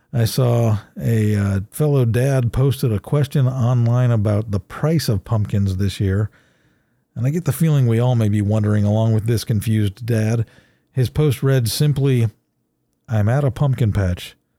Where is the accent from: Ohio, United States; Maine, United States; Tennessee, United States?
Ohio, United States; I'm from Ohio, but I was never a Buckeye